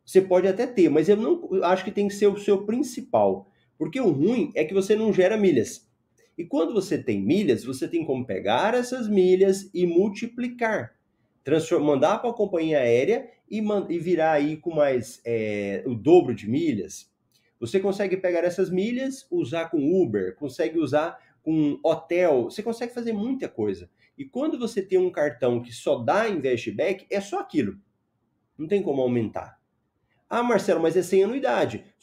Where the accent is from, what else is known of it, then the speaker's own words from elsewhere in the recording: Goiânia, Goiás, Brazil; now in Cuiabá, Brazil; na realidade eu sou de Goiânia, mas eu moro em Cuiabá. Aí ah, já tem uns 10 anos que eu já tô aqui, já tô quase virando cuiabano já.